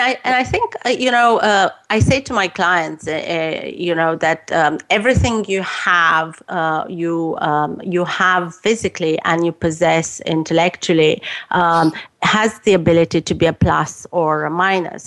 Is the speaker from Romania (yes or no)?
yes; Romania; moved away as an adult; I was growing up in Romania